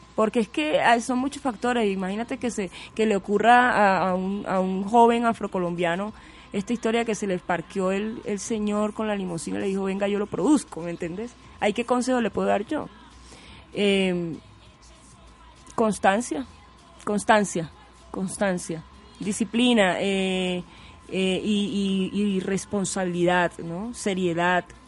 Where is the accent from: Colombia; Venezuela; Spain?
Colombia; Barranquilla, Atlántico; moved away as an adult; also born or lived in Tumaco; now in Bogotá, Colombia; me sentía más barranquillera, porque yo nací, salí de Tumaco siendo bebé